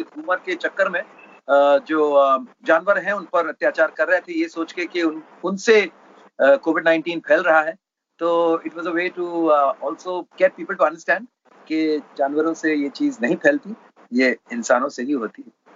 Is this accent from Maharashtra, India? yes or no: yes; Mumbai, Maharashtra, India; मैं बैंड्रा में जहाँ पला बड़ा